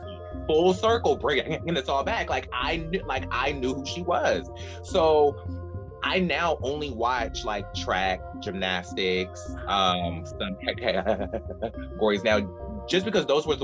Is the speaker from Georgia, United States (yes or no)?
yes; Douglasville, Georgia, United States; In Douglasville, Georgia.